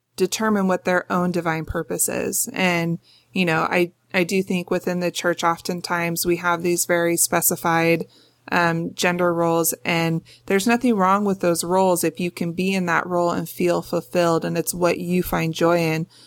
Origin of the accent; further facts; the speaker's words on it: Los Angeles, California, United States; I grew up in North Hollywood, California